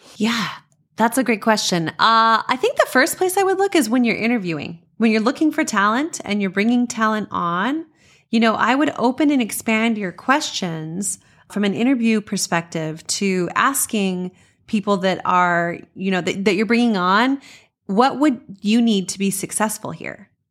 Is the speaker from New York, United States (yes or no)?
no; Las Cruces, New Mexico, United States; I grew up in Las Cruces, New Mexico